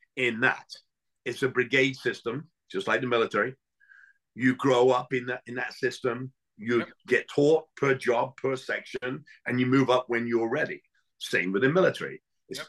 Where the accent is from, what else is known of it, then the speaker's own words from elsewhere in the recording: England, United Kingdom; now in United States; I grew up in England